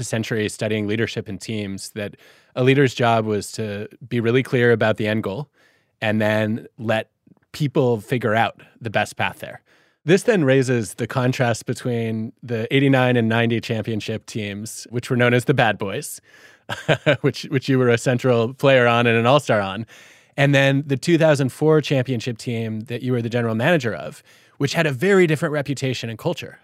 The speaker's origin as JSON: {"language": "English", "town": "Detroit", "region": "Michigan", "country": "United States", "tie": "born or raised there", "said": "Growing up in Detroit"}